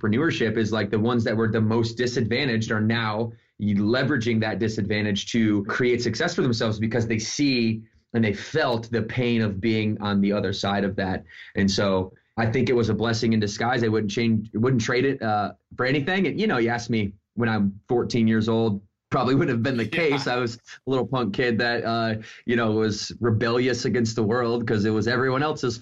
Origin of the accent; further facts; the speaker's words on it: Battle Creek, Michigan, United States; I grew up in Battle Creek, Michigan